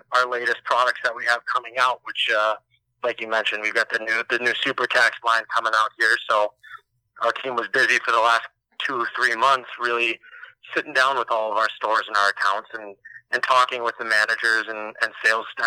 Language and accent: English; Minnesota, United States; moved away as an adult; also born or lived in Amherst, Massachusetts; I'm actually originally from Minnesota, grew up and played hockey there, played high school hockey